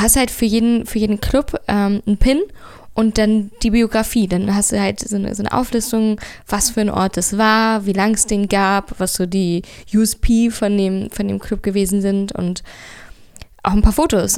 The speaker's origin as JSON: {"language": "German", "region": "Berlin", "country": "Germany", "tie": "born or raised there", "said": "Ich bin in Friedrichshain geboren und aufgewachsen"}